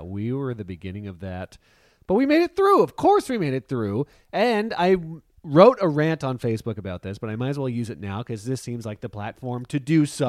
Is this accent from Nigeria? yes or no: no; Canada; we give our passports, and they're clearly Canadian.